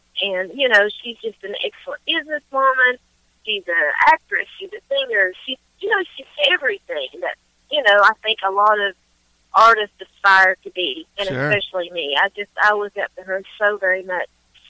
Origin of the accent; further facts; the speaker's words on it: Eastern Kentucky, United States; I'm from Eastern Kentucky and Pottville, actually, so you know. … obviously wasn't from there, but a lot of great artists were from there. So I grew up in a place that's rich with wonderful music.